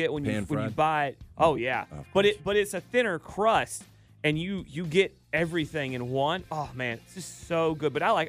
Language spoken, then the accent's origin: English; the South, United States; I've eaten my share growing up in the South